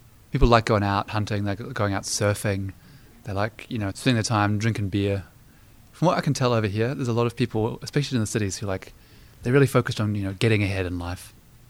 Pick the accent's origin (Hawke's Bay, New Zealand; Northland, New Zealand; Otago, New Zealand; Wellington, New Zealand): Wellington, New Zealand; moved away as an adult; now in Pittsburgh, United States; So I grew up in the city of Wellington in New Zealand, in a suburb of Newlands.